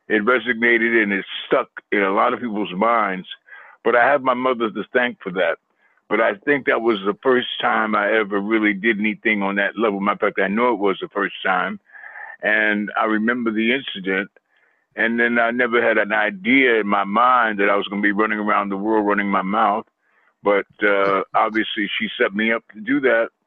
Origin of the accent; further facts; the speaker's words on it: Queens, New York, United States; I was raised in Queens, New York.